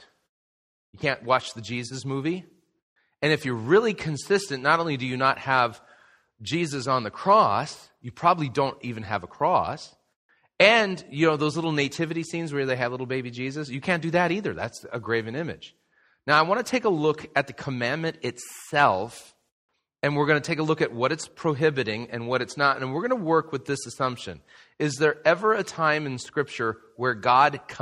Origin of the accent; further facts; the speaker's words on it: Southern California, United States; I grew up in Southern California